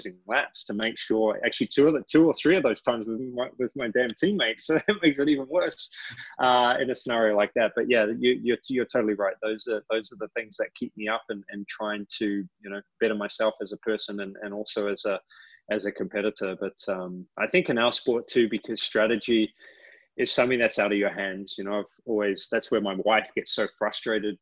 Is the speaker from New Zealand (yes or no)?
yes; New Zealand; now in United States; I'm from New Zealand.